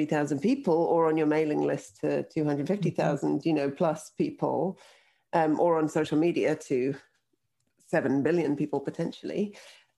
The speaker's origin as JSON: {"language": "English", "region": "London", "country": "United Kingdom", "tie": "born or raised there", "also_born_or_lived": "Russia", "moved": "yes", "lives_now": "Toronto, Canada", "said": "I moved from Russia to London, England when I was 2, and I now live in Toronto, Canada"}